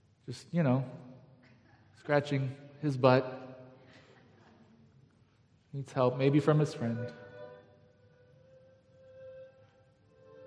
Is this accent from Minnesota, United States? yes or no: no; Galt, California, United States; I grew up in Galt, which is kind of farming ranch territory south of Sacramento